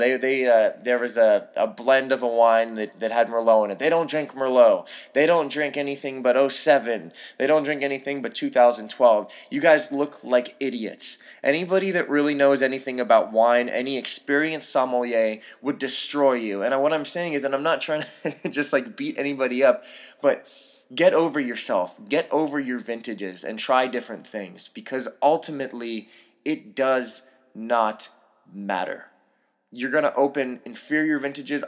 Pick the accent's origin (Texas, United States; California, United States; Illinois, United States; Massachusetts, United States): California, United States; San Francisco; moved away; I grew up in San Francisco